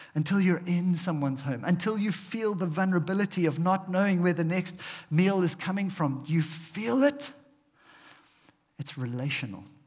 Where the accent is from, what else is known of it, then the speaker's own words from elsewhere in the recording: South Africa; we are South African